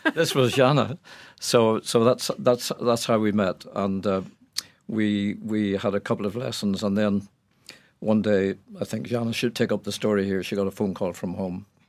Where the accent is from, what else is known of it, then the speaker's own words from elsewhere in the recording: Ireland; I came from Ireland